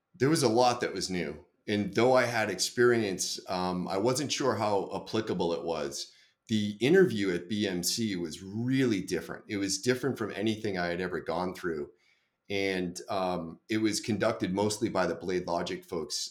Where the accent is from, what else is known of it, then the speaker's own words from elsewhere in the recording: Boston, Massachusetts, United States; I grew up in Boston